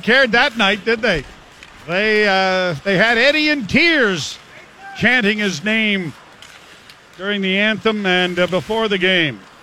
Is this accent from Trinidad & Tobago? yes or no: no; Sudbury, Ontario, Canada; I grew up in Sudbury